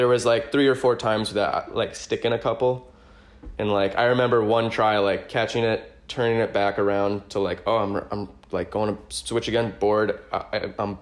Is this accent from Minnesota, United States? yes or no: yes; Minnesota, United States; as a kid growing up in Minnesota